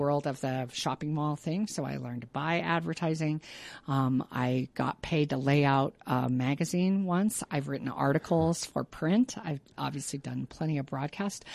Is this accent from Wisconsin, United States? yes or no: no; Pueblo, Colorado, United States; Pueblo is my hometown